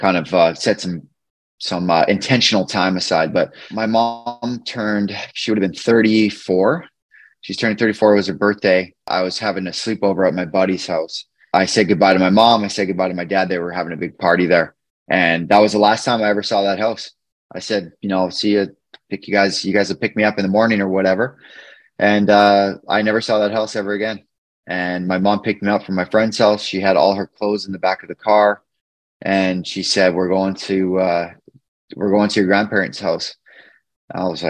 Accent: Beaumont, Alberta, Canada; now in Edmonton, Canada; I grew up in a small town just outside of Edmonton. It's called Beaumont.

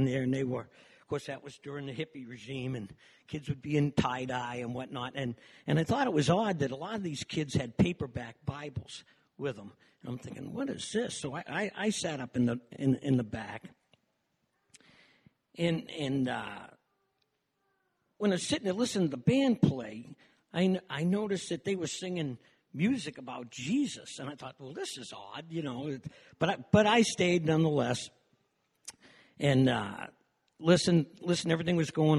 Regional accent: Waltham, Massachusetts, United States; now in St. Petersburg, United States; I was born in Waltham, Mass., just outside of Boston. I was brought up in a wonderful home

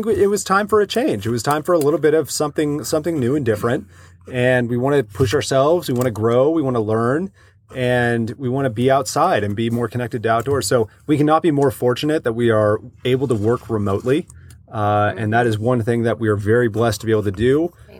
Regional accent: Bay Area, California, United States; I grew up in the Bay Area in California. I drove across the Bay Bridge from Oakland to San Francisco.

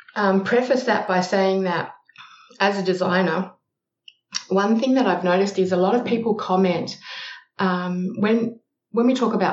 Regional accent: Australia; also born or lived in Malaysia; now in Adelaide, Australia; Yes, I'm Australian. You can probably tell that by the accent. I currently live in Adelaide, but I've lived in a variety of places over Australia.

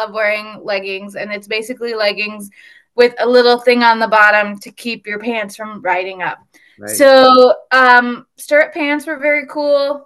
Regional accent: Nevada, Iowa, United States; born or raised there

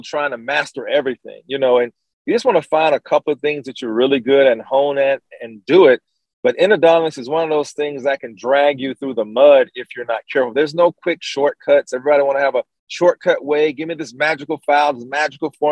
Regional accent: Columbus, Georgia, United States; my hometown of Columbus, Georgia.

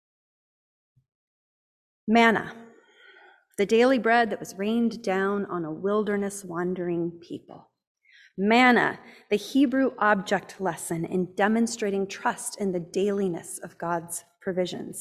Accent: United States; growing up in Amish country

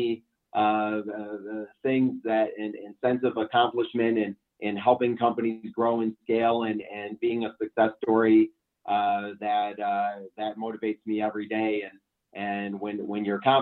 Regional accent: Chicago, Illinois, United States; moved away as an adult; now in Denver, United States; born and raised in the Chicago area, and moved out to Colorado back in January of 1999

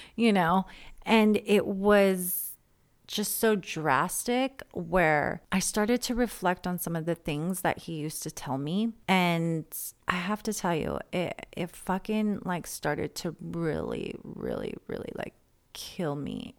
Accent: San Diego, California, United States; I'm from San Diego

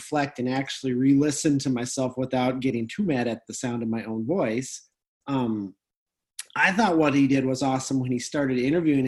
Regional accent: North Dakota, United States; we're from North Dakota where everything is nice

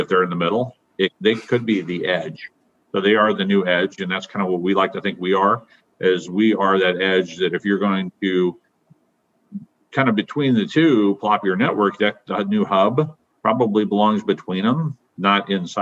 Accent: Omaha, Nebraska, United States; I was born and raised in Omaha

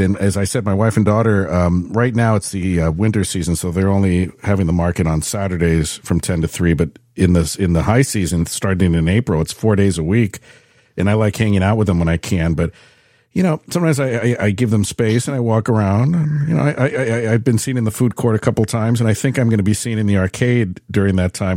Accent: San Francisco, California, United States; moved away; I was born and raised in San Francisco, and by the time I moved out of there

